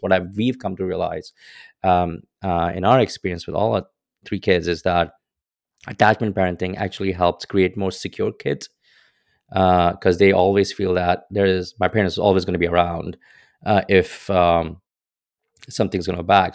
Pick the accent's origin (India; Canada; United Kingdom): India; moved away as an adult; now in United States; growing up in India, like, especially in the era that I was